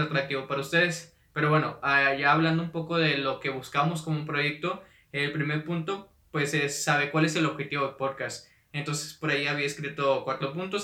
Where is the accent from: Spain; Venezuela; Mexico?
Mexico; Monterrey, Nuevo León; Soy de, de Monterrey, Nuevo León